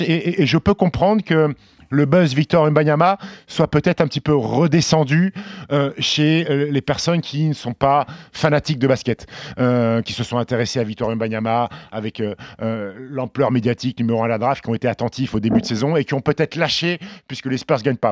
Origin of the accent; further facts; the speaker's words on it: Annecy, Auvergne-Rhône-Alpes, France; also born or lived in Caen; je suis né à Caen et Annecy, parce que j'ai grandi à Annecy